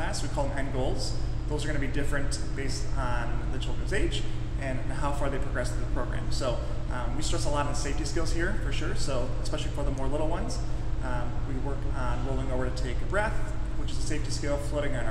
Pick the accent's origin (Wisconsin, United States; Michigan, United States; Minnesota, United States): Michigan, United States; moved away; I'm born and raised in Michigan.